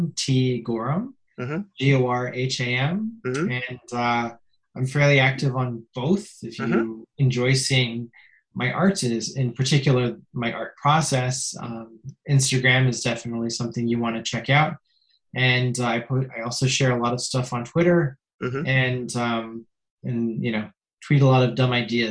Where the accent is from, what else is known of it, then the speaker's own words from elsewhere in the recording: Mississauga, Ontario, Canada; also born or lived in Perth, Ontario; when I was two, my family moved to Mississauga, which is a suburb of Toronto. And I've lived there ever since.